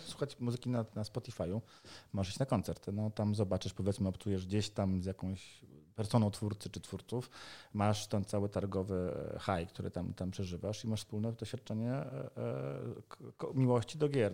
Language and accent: Polish; Poland; Jesteśmy deweloperami z Polski, Europy Środkowej